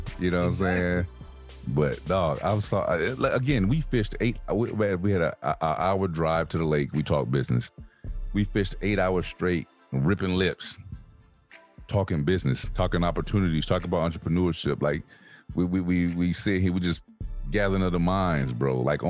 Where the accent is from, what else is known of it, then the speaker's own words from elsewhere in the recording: New York, United States; I'm from New York.